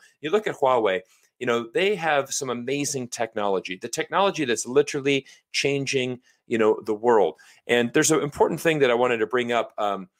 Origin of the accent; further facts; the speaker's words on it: United States; I'm from America.